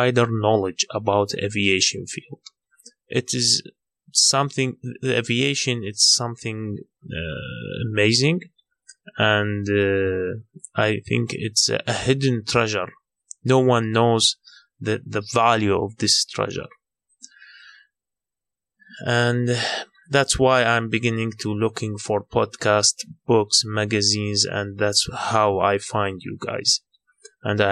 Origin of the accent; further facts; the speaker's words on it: Baghdad, Baghdad Governorate, Iraq; from Iraq, Baghdad